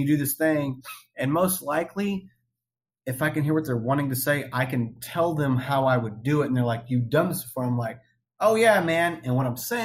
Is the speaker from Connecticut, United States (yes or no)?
no; Oklahoma, United States; I'm born and raised in Oklahoma